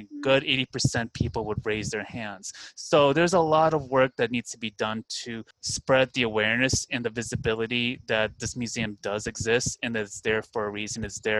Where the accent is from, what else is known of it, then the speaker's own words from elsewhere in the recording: Westmont, Illinois, United States; also born or lived in South Korea / Chicago, Illinois; I'm located in the Chicagoland area, so I currently live outside Chicago. I grew up in Westmont, which is about a good 40 minutes away from the city, and then I had lived in Korea for 3 years from 2009 to 2012 as an English teacher